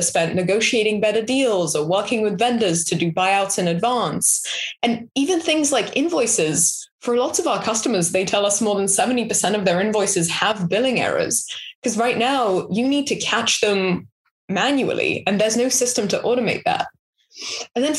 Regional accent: Israel; also born or lived in London; now in United States; I grew up in Israel, and then I moved to London, and then I moved to the US

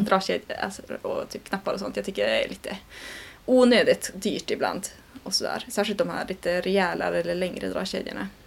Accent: Sweden; så känner jag ju som svensk

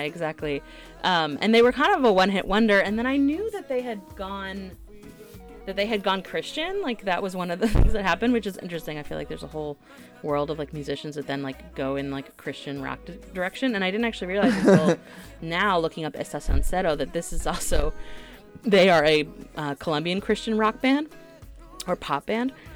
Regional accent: the Bible Belt, United States; I grew up in the Bible Belt

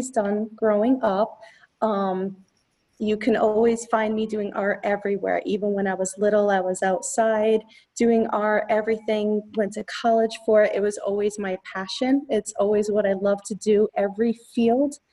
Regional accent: East Haven, Connecticut, United States; also born or lived in Wallingford, Connecticut; I grew up here in Connecticut, and I'm originally from East Haven, but I live in Wallingford now, so I'm close

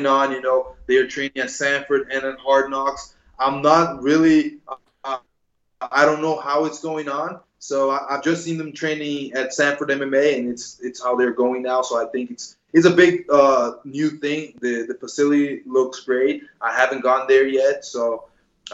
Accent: Brazil; also born or lived in New Jersey, United States; I lived in Brazil since I'm 6 years old. I was born in Jersey, but then moved with my mother to Brazil.

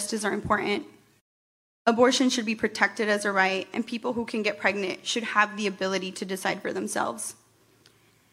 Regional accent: Perry, Iowa, United States; moved away as an adult; now in Des Moines, United States; I'm a Chicana feminist that was born and raised in Perry, Iowa, and I moved to Des Moines in 2015

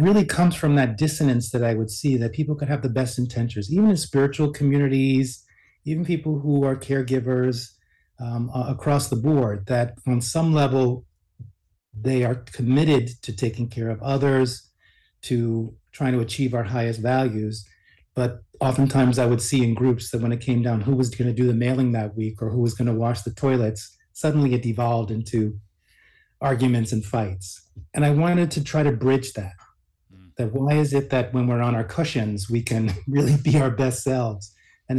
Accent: New York City, New York, United States; I was born in New York City

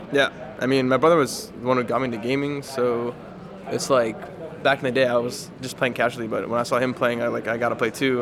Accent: United States; I'm from the United States and like my parents from the United States

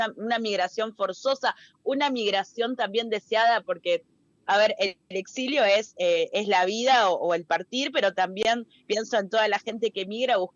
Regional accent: Peru; yo recuerdo que tenía, hablaba como peruana, hablaba como peronita, era una peruanita de 4 o 5 años. Eh, y de un momento perdí el acento, perdí el cantito

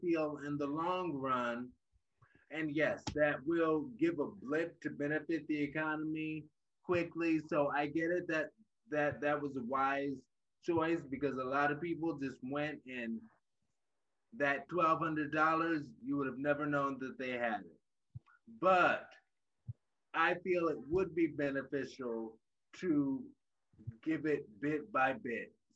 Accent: Baltimore, Maryland, United States; now in Cleveland, United States; I am from Baltimore

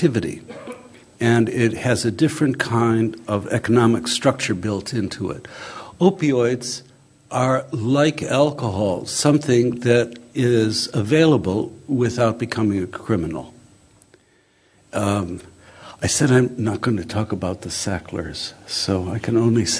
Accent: Chicago, Illinois, United States; the housing estate in which I grew up in Chicago in the 1950s

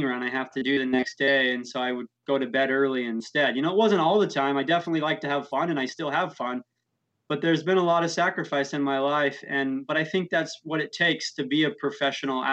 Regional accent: St. George, Utah, United States; I grew up in St. George, Utah

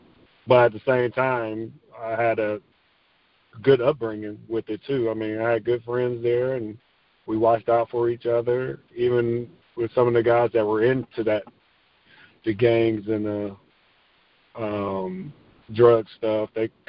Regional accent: Garfield Heights, Ohio, United States; Garfield was pretty much, everybody knows Cleveland, Ohio. So it was a suburb of Cleveland, Ohio.

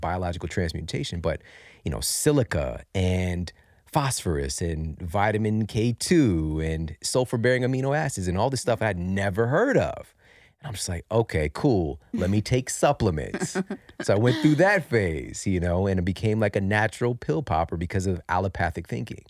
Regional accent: St. Louis, Missouri, United States; I'm from Saint Louis, Missouri, you know, right in the heartland, and I grew up in some pretty difficult circumstances

